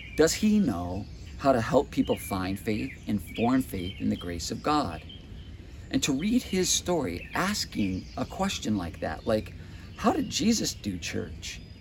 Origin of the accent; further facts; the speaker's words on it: United States; as an American consumer